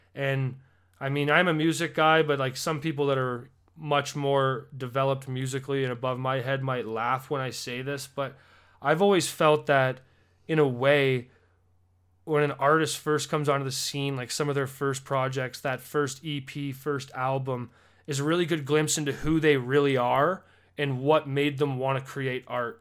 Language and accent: English; Alberta, Canada; as a Canadian